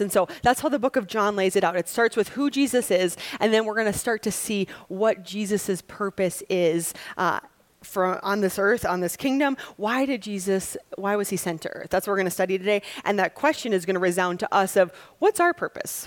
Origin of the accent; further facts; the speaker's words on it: Wisconsin, United States; I'm from Wisconsin